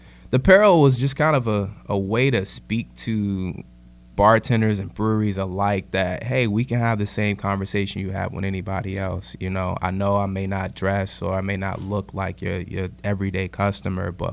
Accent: Richmond, Virginia, United States; moved away; I'm originally from Richmond, Virginia

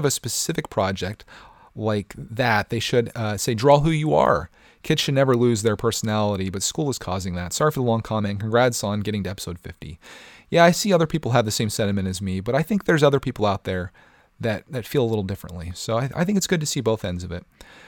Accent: England, United Kingdom; now in Thailand; So for the past 2 years, I've been living in Thailand. However, I'm from England.

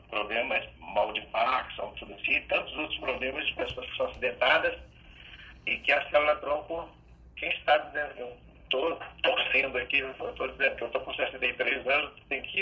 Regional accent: Belo Horizonte, Minas Gerais, Brazil; Sou de Belo Horizonte.

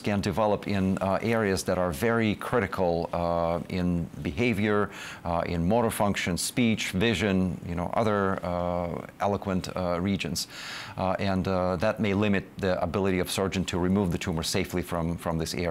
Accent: Russia; moved away as an adult; also born or lived in Israel; now in United States; I'm coming from Russia

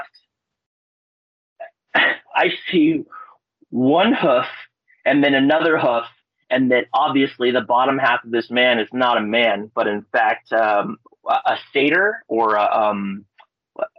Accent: Palmer, Alaska, United States; I'm from Palmer, Alaska

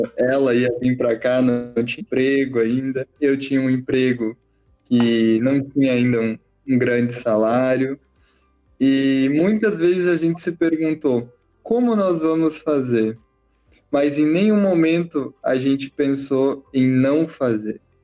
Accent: Porto Alegre, Rio Grande do Sul, Brazil; eu sou de Porto Alegre

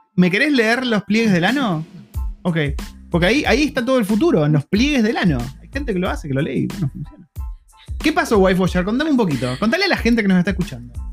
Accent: Argentina; moved away as an adult; now in New Zealand; somos una familia argentina viviendo en Nueva Zelanda ya hace más de cuatro años

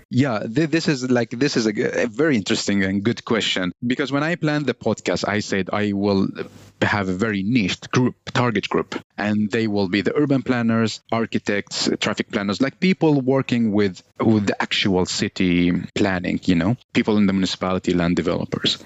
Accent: Baghdad, Baghdad Governorate, Iraq; English is a second language; also born or lived in Helsingborg, Sweden; now in Sweden; I was born 1993 in Iraq, Baghdad

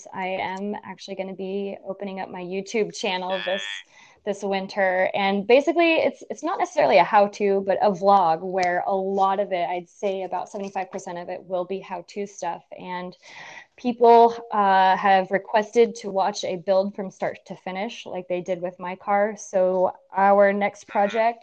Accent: United States; moved away as an adult; also born or lived in Reno; now in Vermont, United States; I'm originally from Lake Tahoe.

